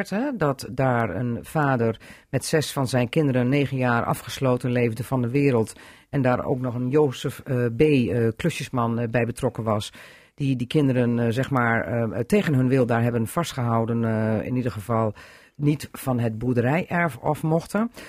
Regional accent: Drenthe, Netherlands; Eh, ja, dan trekken wij ons als Drenten ook terug.

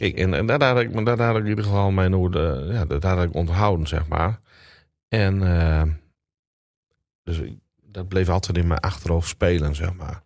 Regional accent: Drenthe, Netherlands; also born or lived in Groningen; now in Annen, Netherlands; Maar ik ben wel geboren en getogen in Drenthe

